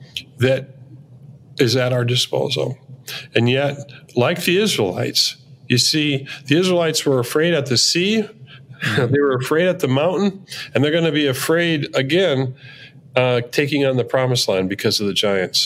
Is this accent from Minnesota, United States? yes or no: yes; Minneapolis, Minnesota, United States; I'm from Minneapolis